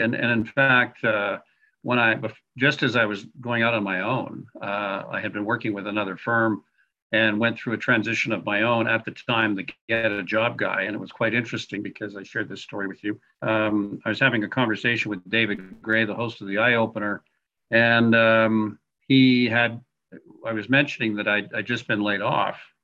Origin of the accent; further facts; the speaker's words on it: Montreal, Quebec, Canada; now in Calgary, Canada; originally I'm from Montreal, but I have been uh, Western Canadian uh, since the 1980s, the Calgarian since 1980.